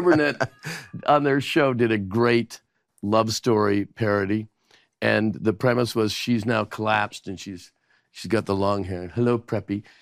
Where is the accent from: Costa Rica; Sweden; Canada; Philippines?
Canada; moved away; as a Canadian